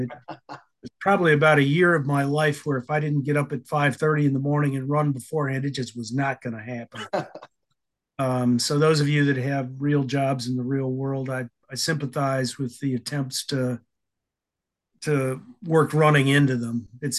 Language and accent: English; Illinois, United States; also born or lived in Alabama / Idaho / Maryland; I was born in Tuscaloosa, Alabama, raised in Illinois and Idaho, and then when I was 18 years old, made my way to Maryland.